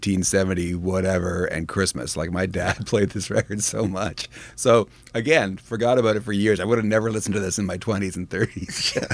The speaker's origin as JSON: {"language": "English", "country": "Canada", "tie": "born or raised there", "said": "As a Canadian that grew up in the public school system"}